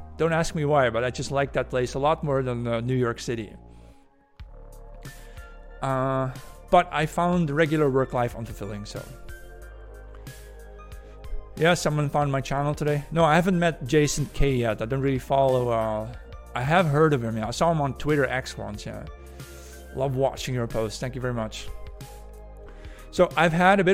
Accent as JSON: {"language": "English", "area": "the Catholic South of the Netherlands", "region": "southern Netherlands", "country": "Netherlands", "tie": "born or raised there", "also_born_or_lived": "Germany / Sweden / Hungary", "moved": "as an adult", "said": "I was born and raised in the Catholic South of the Netherlands"}